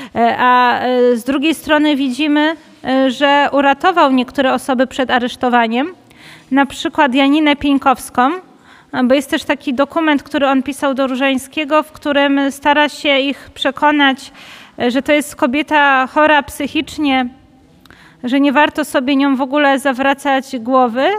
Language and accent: Polish; Katowice, Silesian Voivodeship, Poland; u nas w Katowicach